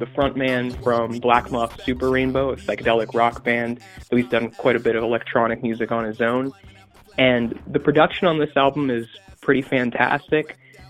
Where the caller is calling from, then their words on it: Lewes, Delaware, United States; I'm calling from Lewis, Delaware.